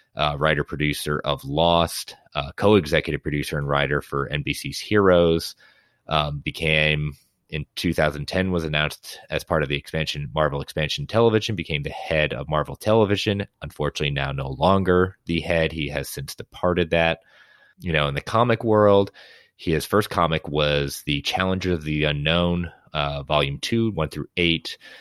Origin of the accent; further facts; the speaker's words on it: Connecticut, United States; Stamford, Connecticut, my home state